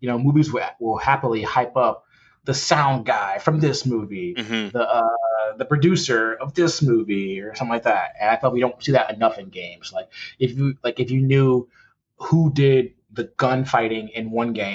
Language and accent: English; Detroit, Michigan, United States; From Detroit originally, grew up there